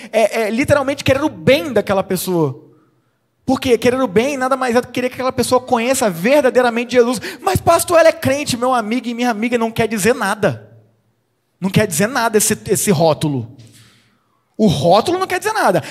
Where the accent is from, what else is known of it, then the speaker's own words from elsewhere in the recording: Espírito Santo, Brazil; now in Limeira, Brazil; eu sou capixaba